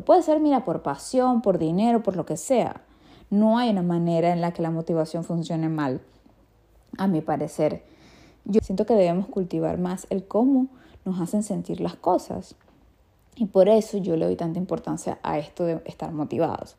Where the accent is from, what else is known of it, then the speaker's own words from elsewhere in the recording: Venezuela; chimbo en mi país es como malo